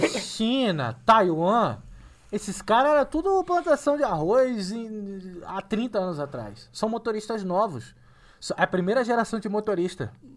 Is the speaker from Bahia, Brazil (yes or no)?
no; Rio de Janeiro, Brazil; now in São Paulo, Brazil; sou carioca